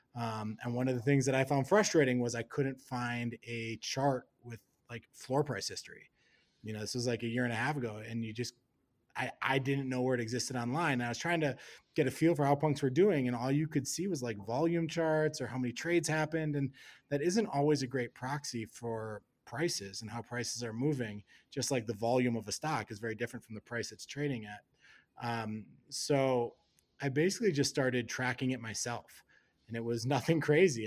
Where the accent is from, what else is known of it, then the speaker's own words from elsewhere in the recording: Wisconsin, United States; moved away as an adult; also born or lived in Hong Kong; now in Colorado, United States; grew up in Wisconsin